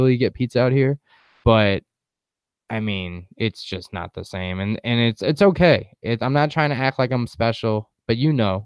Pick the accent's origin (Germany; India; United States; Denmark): United States; Huntington, New York; moved away; my hometown of Huntington